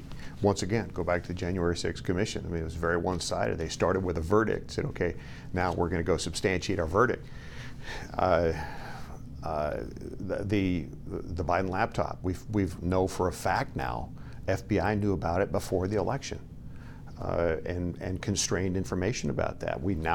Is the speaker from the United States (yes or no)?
yes; Idaho, United States; You know, it's those things, at least in my home state of Idaho, that I get questioned all the time about.